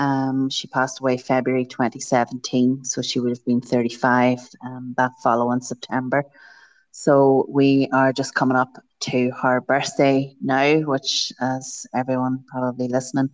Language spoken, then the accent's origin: English; County Tyrone, Northern Ireland, United Kingdom; now in County Armagh, United Kingdom; I'm from Ireland. I'm from a place called, originally from a place called County Tyrone, and I'm now married and live in County Armagh. So it's in the north of Ireland